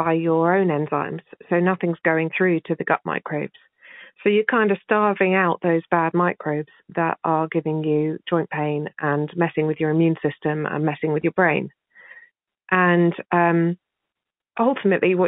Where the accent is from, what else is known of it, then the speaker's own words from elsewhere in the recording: England, United Kingdom; accent: English; My English accent